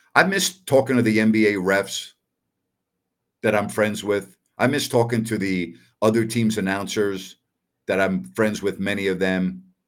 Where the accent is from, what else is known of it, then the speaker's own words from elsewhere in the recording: Long Island, New York, United States; I'm from Long Island